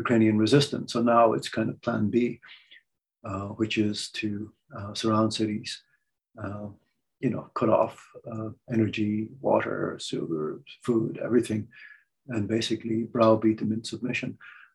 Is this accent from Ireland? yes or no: yes; Ireland; I'm Irish